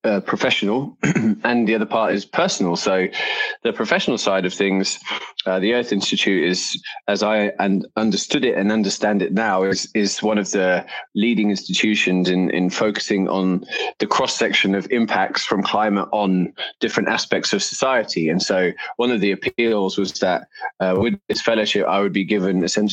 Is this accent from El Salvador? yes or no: no; London, United Kingdom; moved away as an adult; also born or lived in New York City; now in United States; I'm from London in the UK